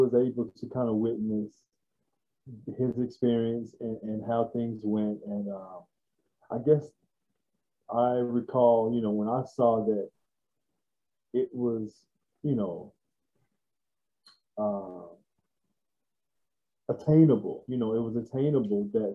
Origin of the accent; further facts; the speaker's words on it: Waco, Texas, United States; I was born and raised in Waco, Texas